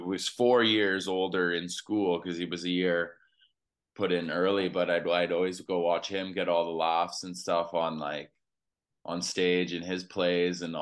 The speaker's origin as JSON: {"language": "English", "town": "Edmonton", "region": "Alberta", "country": "Canada", "tie": "born or raised there", "said": "I grew up in Edmonton, Alberta, Canada"}